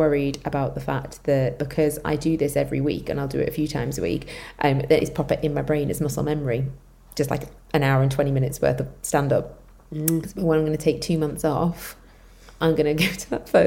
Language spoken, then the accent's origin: English; Liverpool, North West England, United Kingdom; accent: Scouse; moved away as an adult; also born or lived in Leeds; I moved away from Liverpool, I went to Leeds for uni